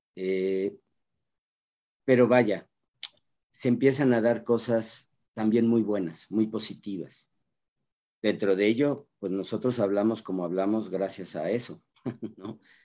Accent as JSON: {"language": "Spanish", "country": "Mexico", "said": "como cultura mexicana"}